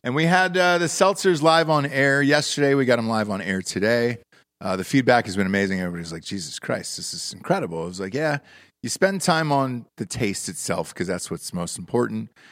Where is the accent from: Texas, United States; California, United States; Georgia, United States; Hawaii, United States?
Georgia, United States; Atlanta; I'm from Atlanta